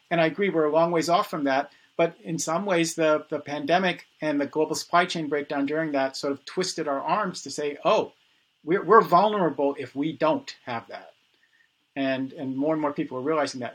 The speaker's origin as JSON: {"language": "English", "town": "New York City", "region": "New York", "country": "United States", "tie": "born or raised there", "said": "I was born in the Bronx"}